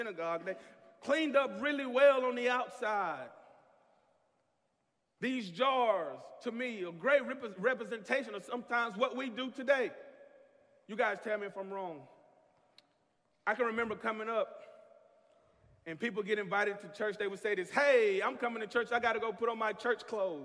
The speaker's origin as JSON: {"language": "English", "region": "the South", "country": "United States", "tie": "born or raised there", "said": "growing up in the South"}